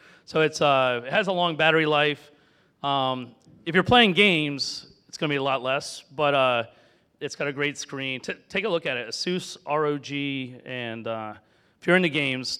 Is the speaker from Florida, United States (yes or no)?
yes; Florida, United States; I grew up in Florida with a lot of animals.